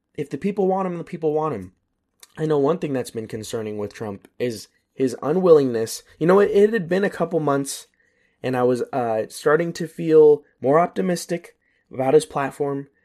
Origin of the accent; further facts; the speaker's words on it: United States; moved away as an adult; as long as I can stay an American citizen and not live in America